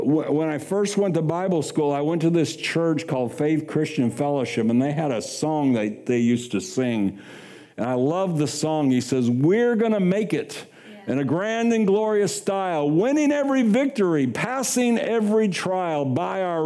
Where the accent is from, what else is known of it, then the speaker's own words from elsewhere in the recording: Kansas City, United States; moved away as an adult; also born or lived in Sacramento, Pennsylvania; I'm from Kansas City